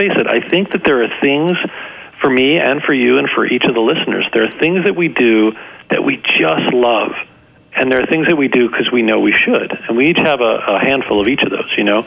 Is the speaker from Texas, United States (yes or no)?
no; New Jersey, United States; I grew up in New Jersey